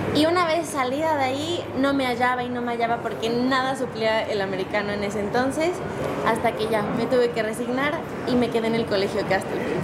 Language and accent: Spanish; Cholula, Puebla, Mexico; Soy poblana, cholulteca